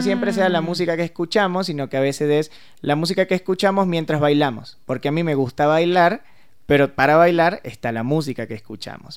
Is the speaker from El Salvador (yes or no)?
no; Venezuela; yo soy venezolano